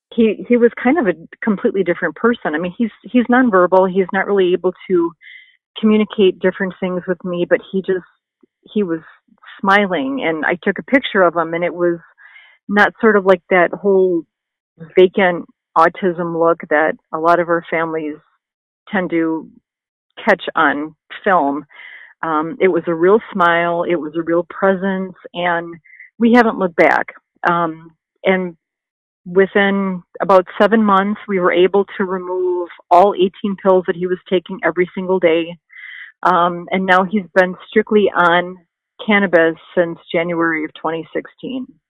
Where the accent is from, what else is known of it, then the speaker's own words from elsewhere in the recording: Wisconsin, United States; moved away as an adult; also born or lived in Missouri; now in California, United States; we're from Wisconsin